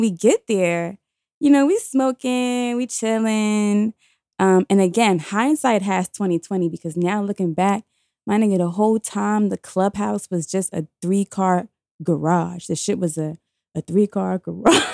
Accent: New York City, New York, United States; I was in high school, I was seventeen years old, we were coming from Q H S T, that's the Queens High School of Teaching. By the way, did I mention I'm from New York City

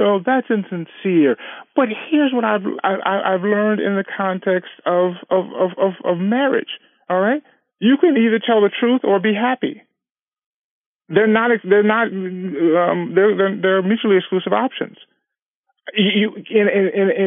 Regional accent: California, United States; we've been married 19 years, and we're from California

